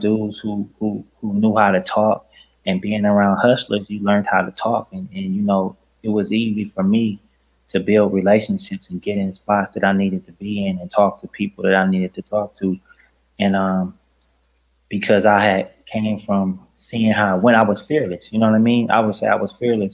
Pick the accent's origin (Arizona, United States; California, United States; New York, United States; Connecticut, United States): California, United States; Los Angeles; accent: West Coast; growing up in South Central